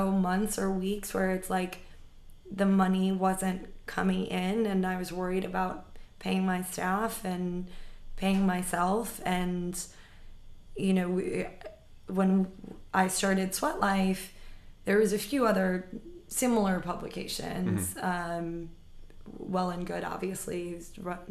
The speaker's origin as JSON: {"language": "English", "town": "New York City", "region": "New York", "country": "United States", "tie": "born or raised there", "said": "I grew up right here in New York City"}